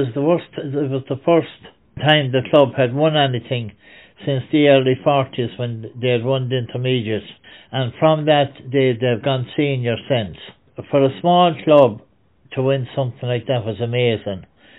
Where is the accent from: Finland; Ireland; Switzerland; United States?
Ireland; Templederry, Tipperary; Yeah, that's quite Timpilderry Canyons now. We would have been between Borrisaleigh, the Silver Mines, and Tummyvara.